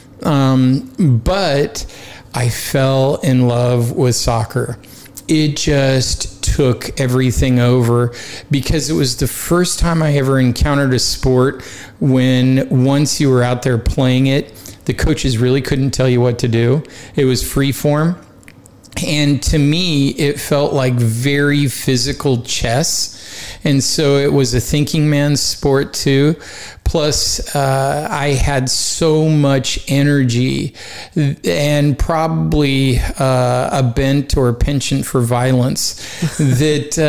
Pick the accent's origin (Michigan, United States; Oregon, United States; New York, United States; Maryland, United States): Oregon, United States; Portland; moved away as an adult; also born or lived in Kansas; I grew up in Portland, Oregon, the son of two mountain climbers